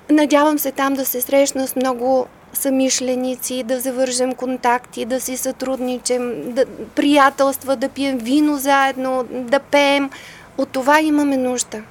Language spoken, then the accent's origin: Bulgarian; Devnya, Varna Province, Bulgaria; moved away as an adult; also born or lived in Germany / Sofia; аз съм родена в Девня.